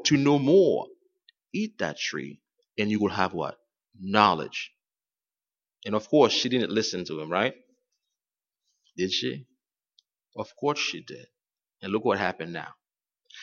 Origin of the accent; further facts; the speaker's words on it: Haiti; moved away; I'm from Haiti, and there were times when I was growing up, we had no water in our area